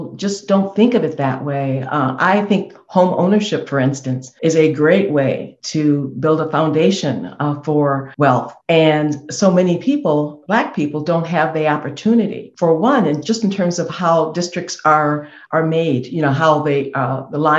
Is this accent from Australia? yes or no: no; Rockford, Illinois, United States; I'm from Rockford